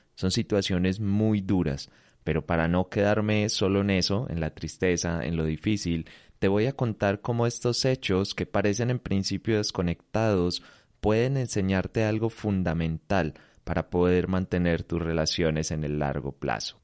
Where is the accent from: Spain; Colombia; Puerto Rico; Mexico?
Colombia; acá en mi país, en, en, Colombia